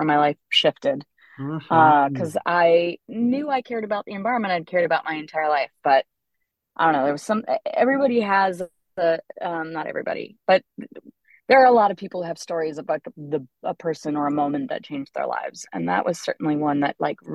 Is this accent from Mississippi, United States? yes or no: no; Trumansburg, near Ithaca, New York, United States; I grew up in Schumannsburg, actually, on a dirt road